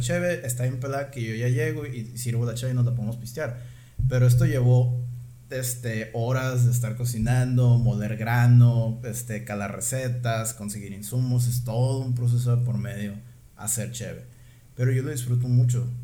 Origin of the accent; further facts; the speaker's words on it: Guaymas, Sonora, Mexico; moved away as an adult; also born or lived in Ensenada, Mexico / Monterrey, Mexico; vivo en Ensenada, pero soy de Guaymas y me quiero regresar a poner una cervecería